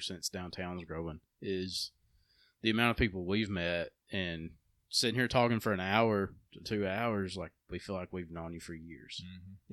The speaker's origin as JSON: {"language": "English", "town": "Empire", "region": "Alabama", "country": "United States", "tie": "born or raised there", "said": "I grew up in Empire"}